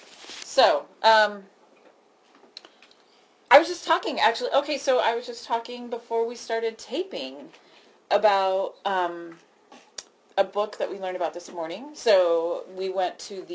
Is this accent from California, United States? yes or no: no; Cochise County, Arizona, United States; I grew up in Cochise County, and I went to Tombstone all the time as a kid.